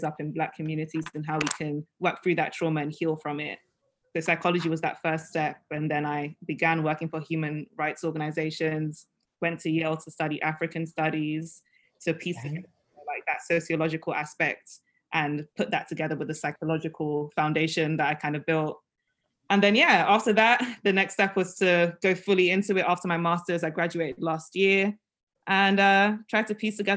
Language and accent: English; London, United Kingdom; accent: British; moved away as an adult; also born or lived in Staten Island, New York / Nigeria; now in Brooklyn, United States; my family left when I was 3 months old to live in Nigeria for 3 years. And then from 3 until 18, I grew up in London